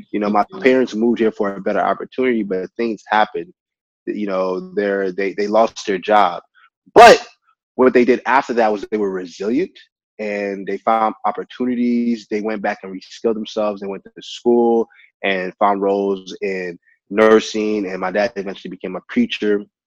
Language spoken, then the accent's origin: English; Texas, United States; also born or lived in Nigeria; being a Nigerian American man that moved to America, I think that I eventually found my purpose and passion as a community builder because of the community that I've grown in in Texas